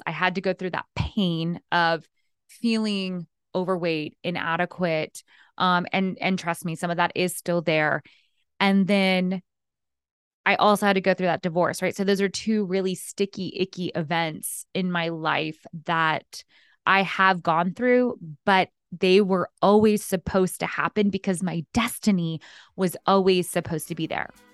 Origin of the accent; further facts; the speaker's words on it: Texas, United States; moved away as an adult; also born or lived in New York City; now in Los Angeles, United States; Before L A, I lived in New York and I grew up in Texas